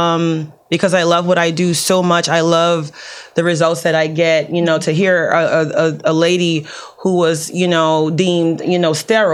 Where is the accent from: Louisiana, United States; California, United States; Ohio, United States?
Louisiana, United States; New Orleans; moved away; I came from New Orleans. My mom was 23 with 4 kids